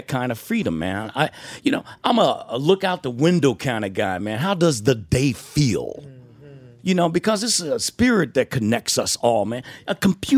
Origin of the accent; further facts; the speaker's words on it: Detroit, Michigan, United States; Growing up in Detroit